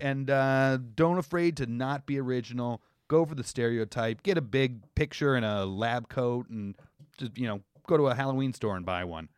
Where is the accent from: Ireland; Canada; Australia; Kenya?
Canada; as a Canadian